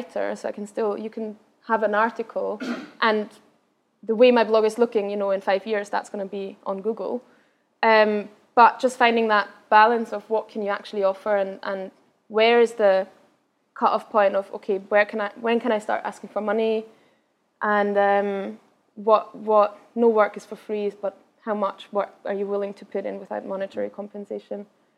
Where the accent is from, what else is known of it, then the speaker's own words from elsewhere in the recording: Vienna, Austria; first language Austrian German; English is a second language; also born or lived in Berlin; I'm from Vienna originally, so my mother tongue is Austrian German, which is much, very, very different from standard German in Germany.